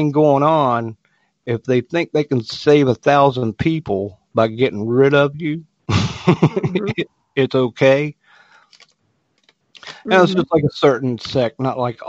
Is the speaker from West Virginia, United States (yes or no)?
yes; West Virginia, United States; moved away; I had experience with the Democratic Party in my hometown back in West Virginia